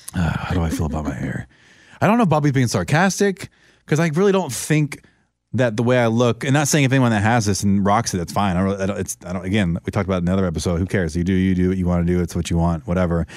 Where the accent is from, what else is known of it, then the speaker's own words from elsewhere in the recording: Orlando, Florida, United States; moved away as an adult; also born or lived in San Francisco; She was the vessel to get me out of my hometown and to get me over to the West Coast, 'cause I would have probably done it at some point, but it got me to do it sooner than I wanted to. I was uncomfortable leaving Orlando, moving to San Francisco